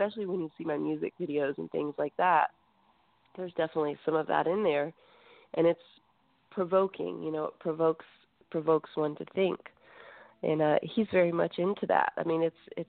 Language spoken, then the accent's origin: English; South Carolina, United States; also born or lived in Greece; We were raised in South Carolina